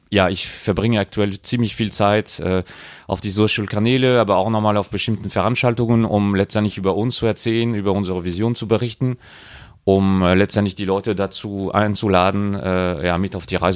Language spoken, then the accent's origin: German; France; German is a second language; now in Germany; Und ich bin ja äh, Franzose, äh, zwar sehr lange in Deutschland unterwegs, aber ähm, ich habe diese Initiative Sekil Patron in Frankreich entdeckt.